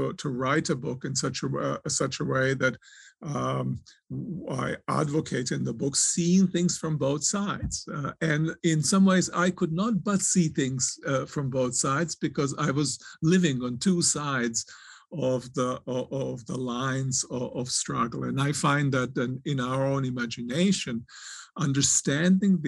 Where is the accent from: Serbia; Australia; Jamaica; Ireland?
Serbia; moved away; also born or lived in Croatia; I was born in Croatia. I was raised in Serbia